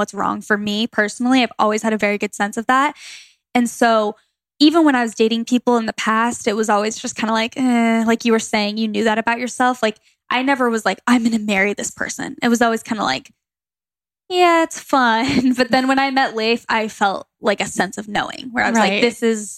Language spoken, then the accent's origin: English; Gilbert, Arizona, United States; moved away as an adult; also born or lived in Phoenix, Arizona; now in Los Angeles, United States; Where I grew up in Gilbert, Arizona, it was so common to be Mormon